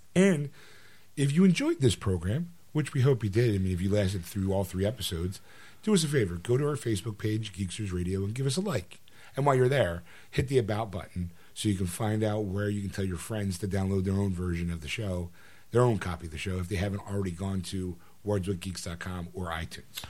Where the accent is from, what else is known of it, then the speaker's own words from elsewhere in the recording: United States; I'm American